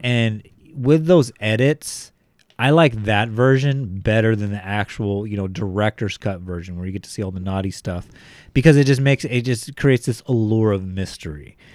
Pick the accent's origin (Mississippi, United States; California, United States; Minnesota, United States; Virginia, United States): California, United States; Bakersfield; I was from Bakersfield. Like, these guys went to the same schools that I went to.